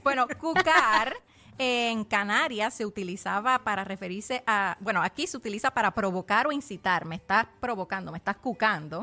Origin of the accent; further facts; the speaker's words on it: Puerto Rico; nuestro dialecto